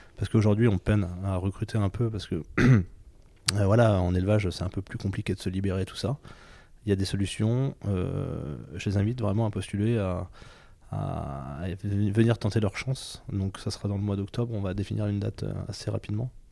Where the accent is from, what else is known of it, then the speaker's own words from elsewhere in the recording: Allier, Auvergne-Rhône-Alpes, France; je viens de l'Allier et je suis agriculteur